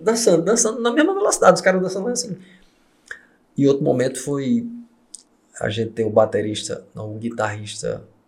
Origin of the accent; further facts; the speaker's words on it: Campina Grande, Paraíba, Brazil; eu fui criado em Campina Grande